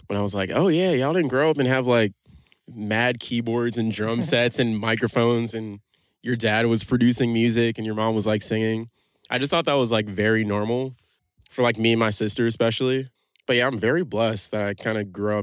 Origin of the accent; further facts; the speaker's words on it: New York City, New York, United States; also born or lived in Boston; I'm from Brooklyn, New York